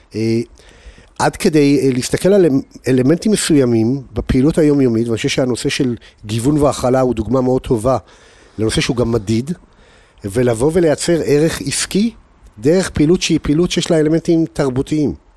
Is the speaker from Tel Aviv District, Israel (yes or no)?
yes; Holon, Tel Aviv District, Israel; moved away as an adult; also born or lived in United States; תעודת הזהות שלי תראה שנולדתי בחולון